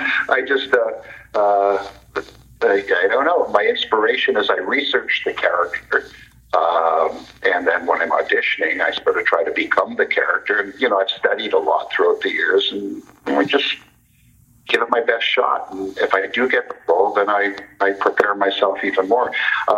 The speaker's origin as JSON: {"language": "English", "town": "Toronto", "region": "Ontario", "country": "Canada", "tie": "born or raised there", "said": "Yes, I was born and raised in Toronto, and it's my home city"}